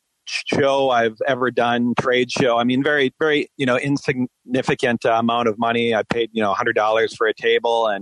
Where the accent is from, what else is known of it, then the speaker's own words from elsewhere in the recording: Minnesota, United States; growing up in the Midwest, I grew up in Minnesota